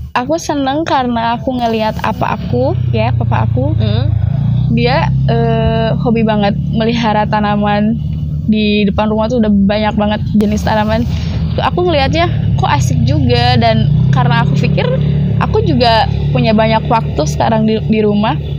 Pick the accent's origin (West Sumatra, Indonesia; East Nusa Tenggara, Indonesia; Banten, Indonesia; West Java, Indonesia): West Java, Indonesia; Subang; aku asli Subang